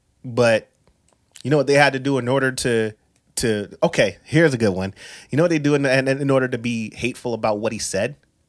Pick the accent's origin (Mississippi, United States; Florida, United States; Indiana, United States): Florida, United States; I'm an island boy because my parents are really from Cuba. I know I'm from Florida. We understand that it's a peninsula.